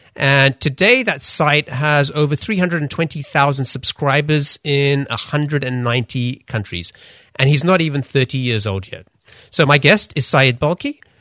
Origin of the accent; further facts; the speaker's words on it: London, United Kingdom; also born or lived in Pakistan / Denmark; I grew up in London